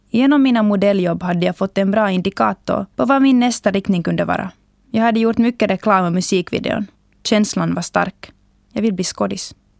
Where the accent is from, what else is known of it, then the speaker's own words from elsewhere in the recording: Finland; hemma i Finland